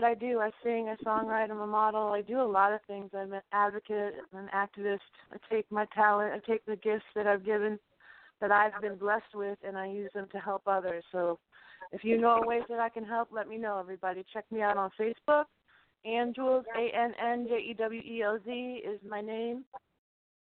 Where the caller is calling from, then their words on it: Western Massachusetts, United States; I'm calling from Western Massachusetts.